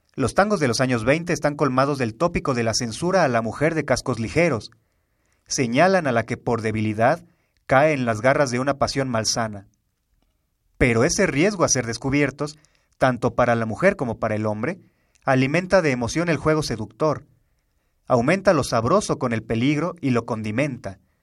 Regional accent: Mexico; los mexicanos

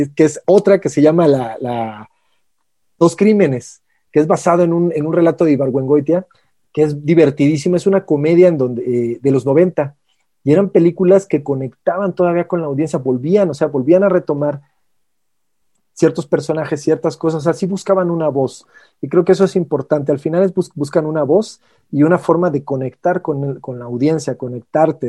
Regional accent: Mexico; como mexicanos, en este caso nuestro país

